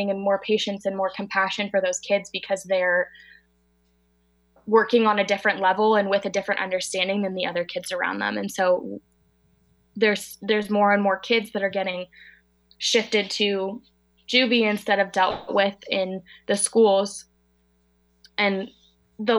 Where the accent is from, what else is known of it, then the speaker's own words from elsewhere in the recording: Marin County, California, United States; I'm from Marin County, in California. It's right outside of San Francisco, about 25 minutes.